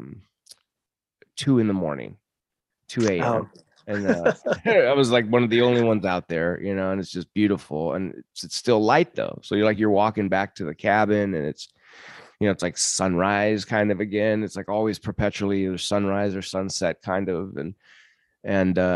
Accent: United States; I'm from America

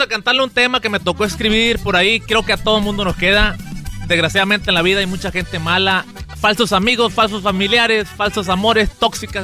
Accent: Sinaloa, Mexico; en Sinaloa usamos mucho la palabra viejo, viejito

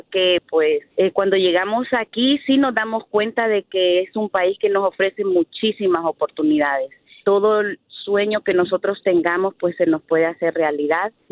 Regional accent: Honduras; now in Tracy, United States; venimos de Honduras a Estados

